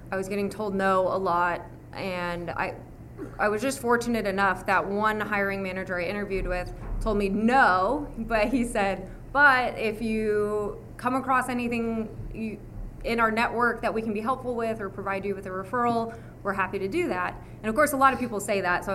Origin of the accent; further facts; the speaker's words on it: Las Vegas, Nevada, United States; now in Austin, United States; I grew up in Las Vegas, Nevada.